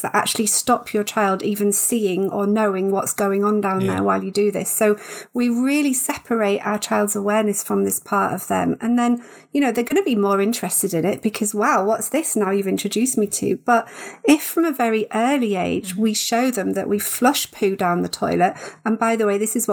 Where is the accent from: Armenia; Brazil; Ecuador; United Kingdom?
United Kingdom; I know we're all British